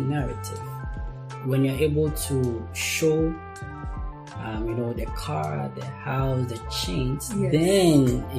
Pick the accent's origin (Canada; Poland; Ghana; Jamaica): Ghana; my mom is a Filipino, I'm a Ghanaian